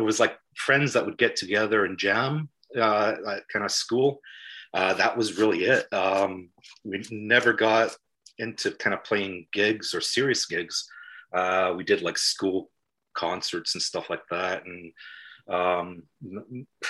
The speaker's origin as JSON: {"language": "English", "town": "Los Angeles", "region": "California", "country": "United States", "tie": "born or raised there", "moved": "yes", "lives_now": "Millport, United Kingdom", "said": "I grew up in Los Angeles, I grew up in my grandparents' house"}